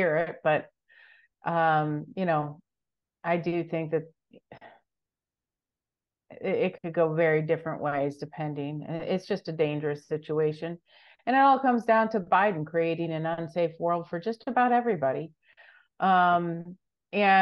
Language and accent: English; Michigan, United States; I grew up in Michigan